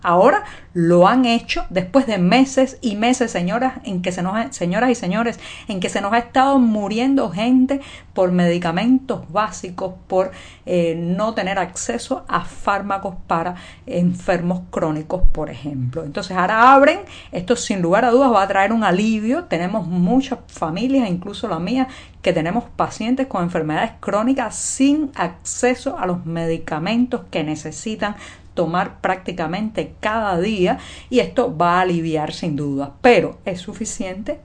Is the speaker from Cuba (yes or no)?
yes; Cuba; cubana, periodista, ciudadana